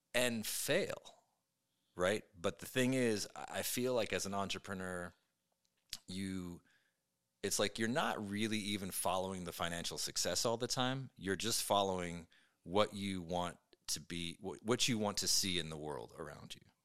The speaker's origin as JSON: {"language": "English", "town": "Brooklyn", "region": "New York", "country": "United States", "tie": "born or raised there", "moved": "as an adult", "lives_now": "Seattle, United States", "said": "I was born and raised in Brooklyn."}